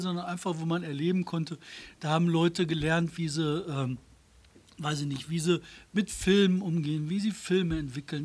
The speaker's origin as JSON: {"language": "German", "town": "Bottrop", "region": "North Rhine-Westphalia", "country": "Germany", "tie": "born or raised there", "said": "wir haben in Bottrop, als ich aufgewachsen bin"}